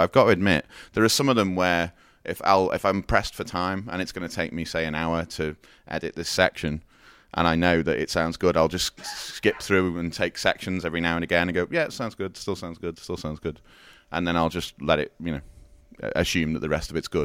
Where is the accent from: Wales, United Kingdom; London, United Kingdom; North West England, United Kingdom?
North West England, United Kingdom; Liverpool; I'm from Liverpool